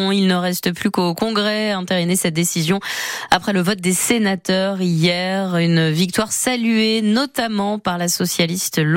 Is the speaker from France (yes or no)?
yes; Paris, Île-de-France, France; moi, je suis parisienne, donc euh, ça me fait ni chaud ni froid.